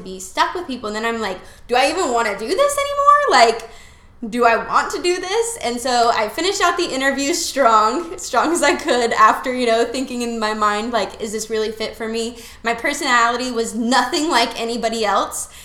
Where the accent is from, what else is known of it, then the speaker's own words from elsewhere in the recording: Las Vegas, Nevada, United States; moved away as an adult; also born or lived in Utah; now in Florida, United States; I grew up in Las Vegas, Nevada.